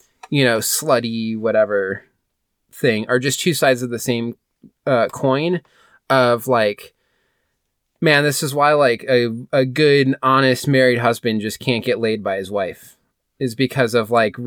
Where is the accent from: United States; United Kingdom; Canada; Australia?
United States; Midwest; My family's from, like Europe, and I grew up in the Midwest.